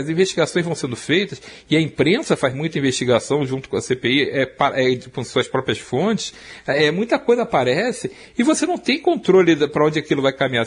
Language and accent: Portuguese; Rio de Janeiro, Brazil; accent: Rio de Janeiro chiado; moved away; also born or lived in São Paulo; eu saí do Rio de Janeiro há muito tempo